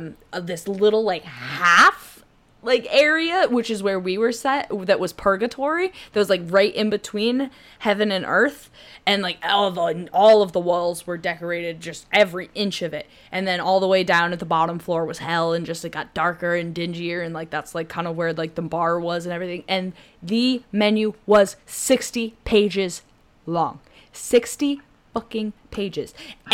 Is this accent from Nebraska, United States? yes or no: yes; Nebraska, United States; Cornhusker, bitch. It's my home state. Okay. Actually, I loved living in Omaha. Because, you know, I moved back there in high school for a little while.